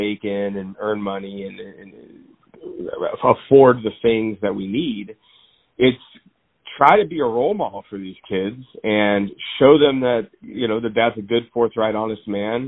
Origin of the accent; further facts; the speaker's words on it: Claremont, California, United States; also born or lived in Covina; at 1 year old, I moved to Claremont, which is where I grew up and was raised. And I currently live there now